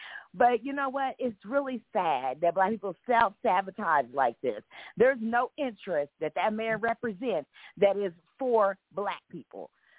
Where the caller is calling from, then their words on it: Missouri, United States; I just had to call back because I'm from Missouri, too